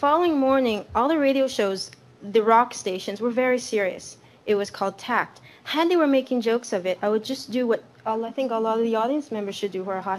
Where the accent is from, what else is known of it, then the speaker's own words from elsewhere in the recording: Canada; I'm from Canada